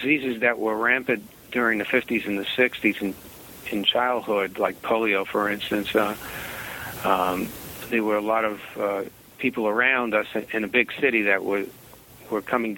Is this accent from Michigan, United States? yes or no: no; Jersey City, New Jersey, United States; We grew up in Jersey City, New Jersey, and that's a very big city